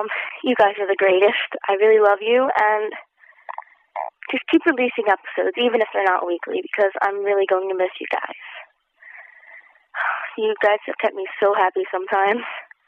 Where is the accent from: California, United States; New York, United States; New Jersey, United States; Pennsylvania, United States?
Pennsylvania, United States; I'm from Pennsylvania.